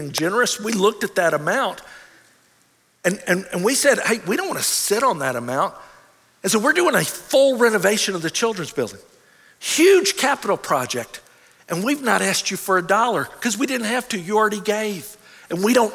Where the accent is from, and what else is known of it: United States